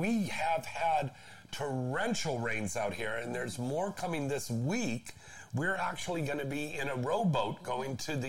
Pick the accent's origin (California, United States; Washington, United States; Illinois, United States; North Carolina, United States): California, United States; Aptos; now in San Fernando Valley, United States; In my hometown up there, and by the beach there, Aptos and Santa Cruz